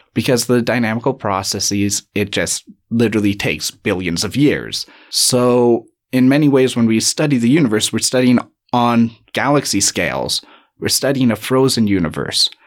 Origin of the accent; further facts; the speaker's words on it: Canada; accent: lack of an accent; moved away as an adult; now in Cape Town, South Africa; I'm from Canada. You might be able to tell by my lack of an accent, uh, or what I believe is a lack of an accent.